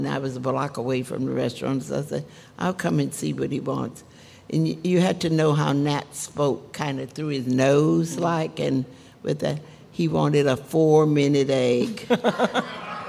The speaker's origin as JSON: {"language": "English", "town": "Madisonville", "region": "Louisiana", "country": "United States", "tie": "born or raised there", "also_born_or_lived": "New Orleans", "said": "In Madisonville, when we were coming up, you know, we had a lot of fresh food"}